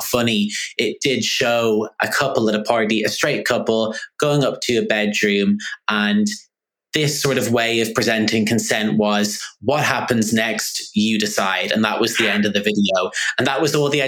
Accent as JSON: {"language": "English", "town": "Dublin", "region": "Leinster", "country": "Ireland", "tie": "born or raised there", "moved": "as an adult", "lives_now": "London, United Kingdom", "said": "where I grew up in Dublin"}